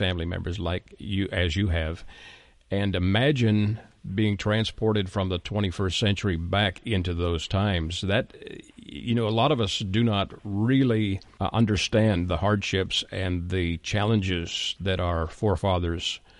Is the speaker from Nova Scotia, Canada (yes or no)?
no; Ontario, Canada; now in Texas, United States; I am Canadian, but I'm from Ontario